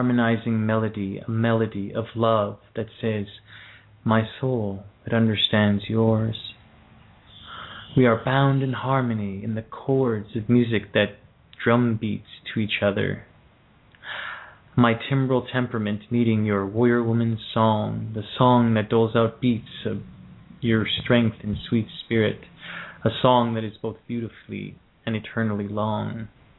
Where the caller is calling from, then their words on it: Ontario, Canada; I'm calling from Canada as well, in Ontario.